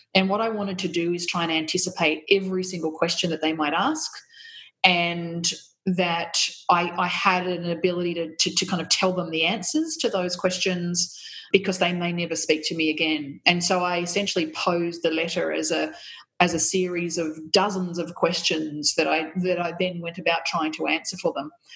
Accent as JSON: {"language": "English", "region": "country New South Wales", "country": "Australia", "tie": "born or raised there", "also_born_or_lived": "Canberra", "moved": "yes", "lives_now": "Melbourne, Australia", "said": "I grew up in country New South Wales, and it was a very very white um, community eh, that I, I grew up"}